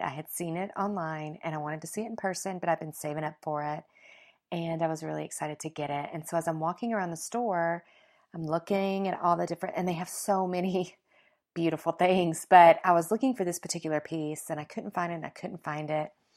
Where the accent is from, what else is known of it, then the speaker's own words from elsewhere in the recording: the South, United States; I was raised in the South